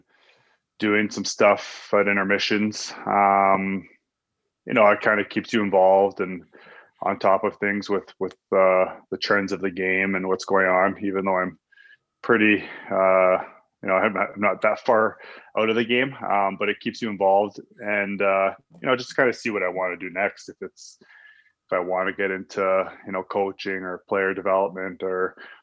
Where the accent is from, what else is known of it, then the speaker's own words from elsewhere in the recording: Ontario, Canada; moved away as an adult; now in Calgary, Canada; We used to go home in the summers to where we grew up in Ontario